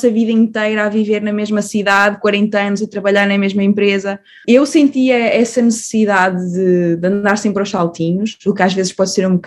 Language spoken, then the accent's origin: Portuguese; Portugal; moved away as an adult; also born or lived in Iceland / Switzerland; now in Australia; eu tenho 28 anos, ah, nasci e fui criada em Portugal. Depois tive a oportunidade de viver em alguns países diferentes, vivi na Islândia, vivi na Suíça, Uh, agora estamos aqui na Austrália